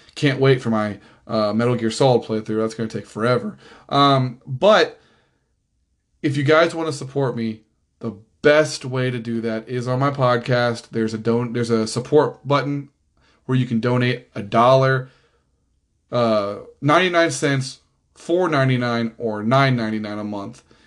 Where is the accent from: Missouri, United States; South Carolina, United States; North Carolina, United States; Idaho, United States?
Missouri, United States; Kansas City; now in Overland Park, United States; I grew up in Missouri. I only live in Kansas because it's right there